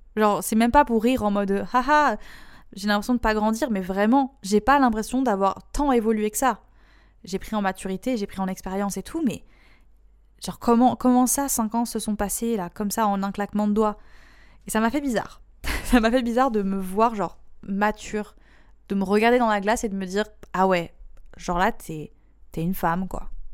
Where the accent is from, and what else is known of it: France